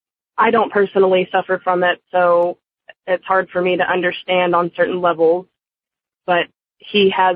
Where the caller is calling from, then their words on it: Dallas, Texas, United States; I'm calling from Dallas, Texas.